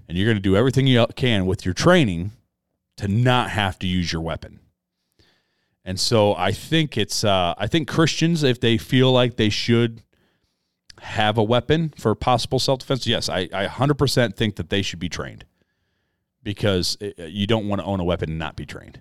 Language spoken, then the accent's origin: English; United States; I was born as an American.